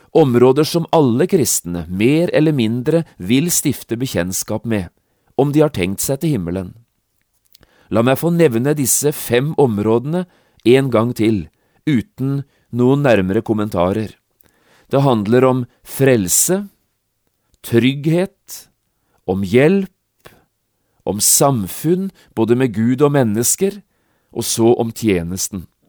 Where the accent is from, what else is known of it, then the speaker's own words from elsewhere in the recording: Notodden, Telemark, Norway; i mitt eget barndomshjem, hjemme på Notodden